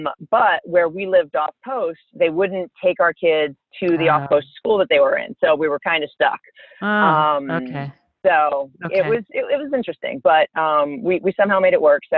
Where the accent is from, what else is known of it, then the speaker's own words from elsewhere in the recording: Central Maine, United States; moved away as an adult; I'm originally from Central Maine, so not the boat shoes and lobsters part of Maine, but the bear hunting part of Maine.